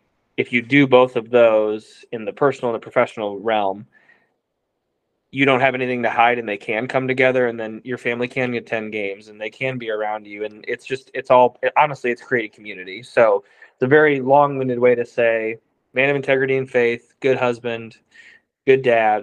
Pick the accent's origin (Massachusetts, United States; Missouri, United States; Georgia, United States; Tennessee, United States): Missouri, United States; even growing up in Mizzou and an LSU fan, I used to hate Nick Saban